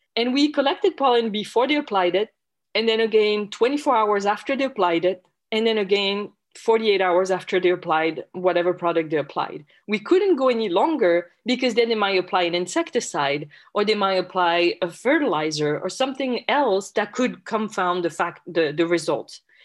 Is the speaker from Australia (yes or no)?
no; France; English is a second language; moved away as an adult; also born or lived in Logan, Utah, United States; now in United States; as you can probably tell from my accent, I'm originally from France